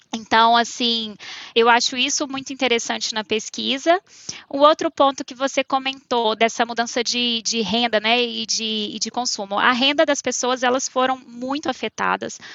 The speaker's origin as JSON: {"language": "Portuguese", "town": "Bom Despacho", "region": "Minas Gerais", "country": "Brazil", "also_born_or_lived": "Belo Horizonte", "moved": "as an adult", "lives_now": "São Paulo, Brazil", "said": "eu estava em Bom Despacho, eu sou de Bom Despacho, uma cidadezinha do interior de Minas, e eu fui fazer faculdade em Belo Horizonte"}